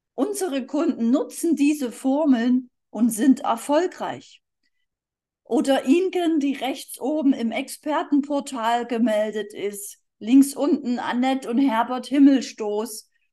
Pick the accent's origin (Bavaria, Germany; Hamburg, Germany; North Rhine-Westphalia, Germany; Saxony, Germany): Saxony, Germany; Dresden; moved away as an adult; also born or lived in Berlin / Erding; ursprünglich bin ich aus Dresden, da bin ich zur Schule gegangen